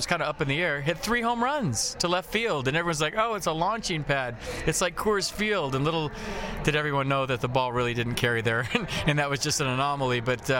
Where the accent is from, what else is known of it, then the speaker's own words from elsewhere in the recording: Sacramento, California, United States; We're both from Sacramento.